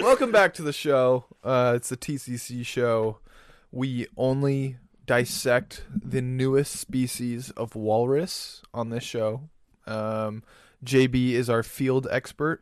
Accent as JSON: {"language": "English", "region": "Florida", "country": "United States", "tie": "born or raised there", "said": "we grew up in Florida"}